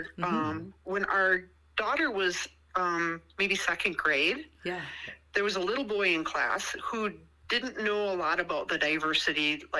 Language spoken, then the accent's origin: English; New Ulm, Minnesota, United States; also born or lived in Moose Lake, Minnesota / Brainerd Lakes area, Minnesota; I grew up in New Ulm in southern, mm-hmm, Minnesota. Mm-hmm. We lived by Moose Lake for many years, mm-hmm, and now we're here in the Brainerd Lakes area.